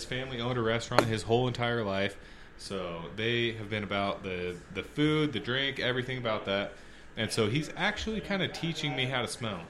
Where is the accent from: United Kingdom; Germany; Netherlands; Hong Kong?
Hong Kong; born there; I was born in Hong Kong, side note. My dad was a CPA. He worked for a company over there.